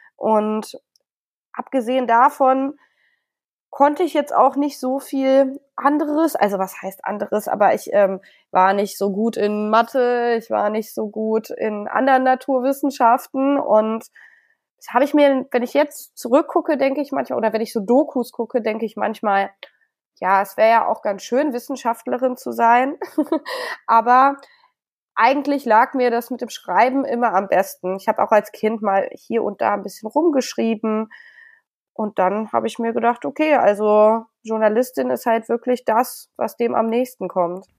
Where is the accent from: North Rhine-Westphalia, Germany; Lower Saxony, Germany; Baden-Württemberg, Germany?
Lower Saxony, Germany; Hameln; moved away as an adult; also born or lived in Bad Münder / Bonn; now in Berlin, Germany; ich bin ja in Hameln aufgewachsen